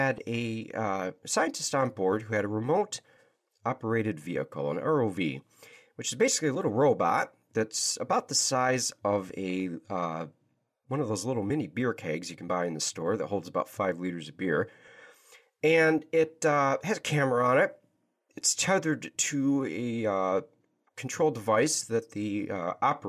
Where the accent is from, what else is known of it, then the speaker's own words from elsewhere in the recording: Michigan, United States; the only child growing up in Michigan, in the United States of America, back in the early 80s, sitting in an elementary classroom